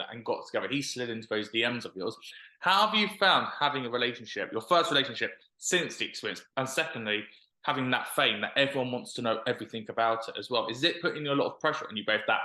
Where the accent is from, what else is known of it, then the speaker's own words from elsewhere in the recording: London, United Kingdom; I'm from North West London